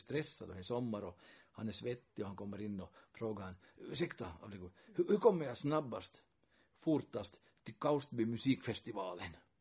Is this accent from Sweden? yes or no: no; Kokkola, Central Ostrobothnia, Finland; first language Swedish; Och redan när jag växte upp här så, så hade jag nog finska vänner. Och intressant fenomenet var ju då i Hakkalax där jag växte upp